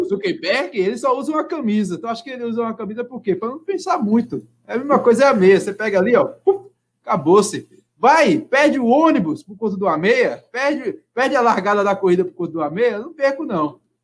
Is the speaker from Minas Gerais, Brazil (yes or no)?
yes; Minas Gerais, Brazil; Eu sou mineiro